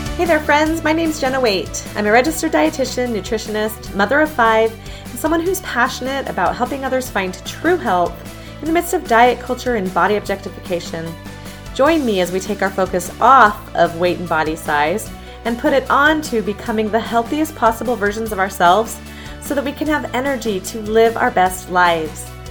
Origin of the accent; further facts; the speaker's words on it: Southern California, United States; I grew up in Southern California